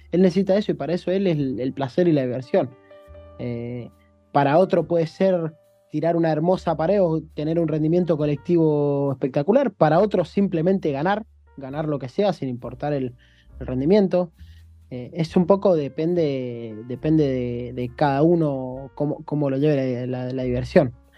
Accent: Argentina; moved away as an adult; now in China; yo creo que me crié en un contexto, en Argentina nos criamos todos

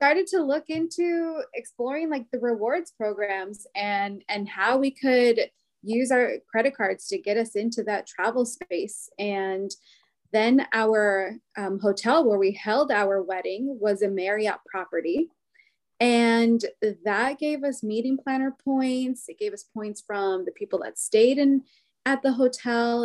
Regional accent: Pacific Northwest, United States; now in Washington, D.C., United States; Growing up in the Pacific Northwest

